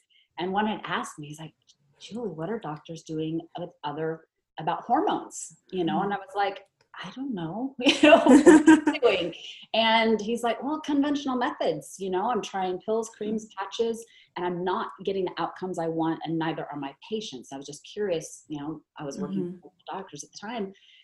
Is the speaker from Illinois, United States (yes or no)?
no; Oregon, United States; I was born and raised actually in Oregon